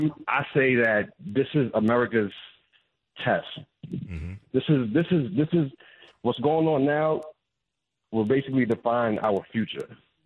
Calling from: New York City, New York, United States; I'm calling from the Bronx, New York.

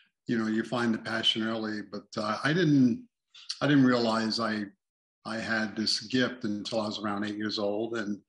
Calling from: Las Vegas, Nevada, United States; And I'm hollering here from Sin City, Las Vegas.

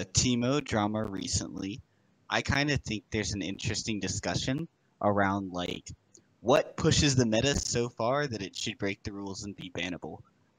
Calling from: Louisiana, United States; I'm calling from Louisiana.

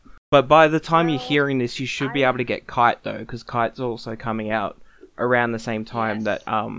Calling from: Australia; And I am currently speaking from Australia, where we just had basically a week of unbearable heat, and now it's overcast, cold, and rainy.

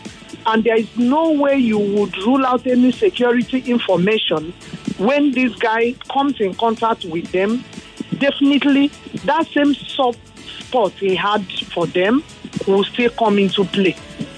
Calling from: Lagos, Nigeria; I'm calling you from Ikoyi.

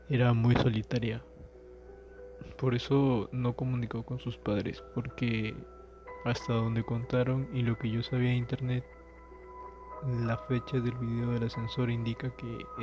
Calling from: Comas, Lima, Peru; Desde el distrito de Comas.

